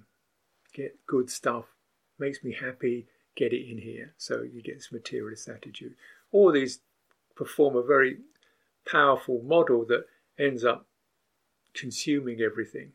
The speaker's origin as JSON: {"language": "English", "country": "United Kingdom", "said": "I'm a British person."}